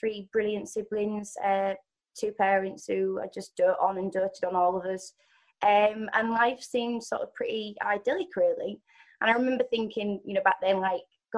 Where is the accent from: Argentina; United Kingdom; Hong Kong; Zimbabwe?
United Kingdom; Hull, Yorkshire and the Humber; moved away as an adult; now in London, United Kingdom; I'm from Hull, but I'm in London at the moment